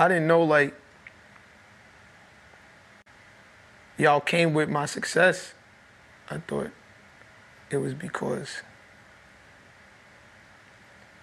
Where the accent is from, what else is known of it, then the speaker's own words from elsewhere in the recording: New York City, New York, United States; I'm from Brooklyn